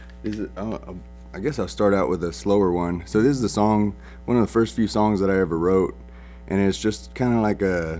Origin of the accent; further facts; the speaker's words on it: Gonzales, Texas, United States; also born or lived in New Braunfels, Texas / San Marcos, Texas; now in Wimberley, United States; About 12 years old, we moved out to Gonzales, Texas, and that's where I kind of grew up and went to high school and everything